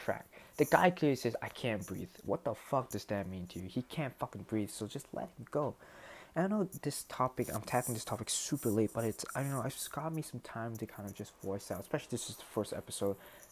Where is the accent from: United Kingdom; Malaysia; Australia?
Malaysia; I'm not American. I'm purely Malaysian